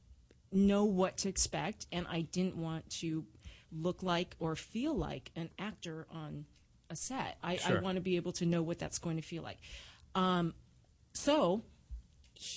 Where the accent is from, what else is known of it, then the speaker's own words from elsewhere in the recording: Orange County, California, United States; I grew up in Orange County